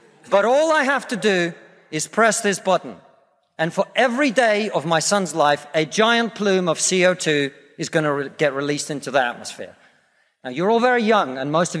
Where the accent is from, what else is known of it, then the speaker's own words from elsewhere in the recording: Russia; now in United Kingdom; I come from Russia, which is not a poor country.